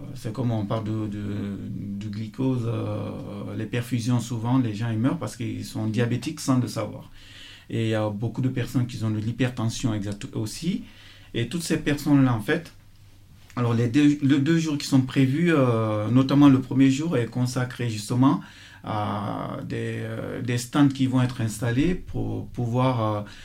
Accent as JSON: {"language": "French", "town": "Fria", "region": "Boké Region", "country": "Guinea", "moved": "yes", "lives_now": "France", "said": "Je suis parti de Fria grâce au sport"}